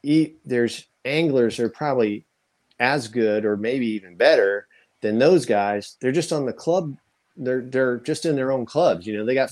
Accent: Danville, Illinois, United States; I grew up in Danville, Illinois

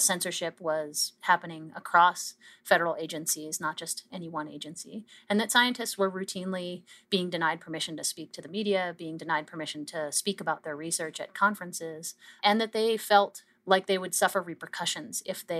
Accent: Canada; I think that's where we as a Canadian scientific community really came together

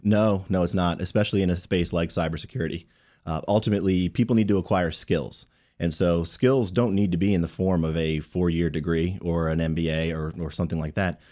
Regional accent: Rockville, Maryland, United States; also born or lived in North Carolina; I grew up here in Rockville and, and came back after, after college.

